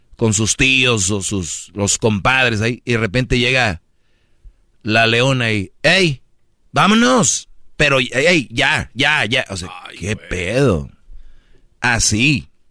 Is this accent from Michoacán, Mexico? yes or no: no; Monterrey, Nuevo León, Mexico; soy de Monterrey